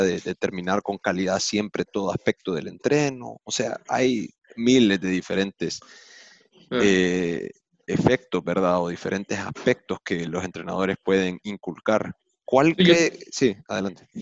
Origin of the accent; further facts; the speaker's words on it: El Salvador; moved away; also born or lived in United States; Yo como crecí en El Salvador de joven, las primeras memorias son del Salvador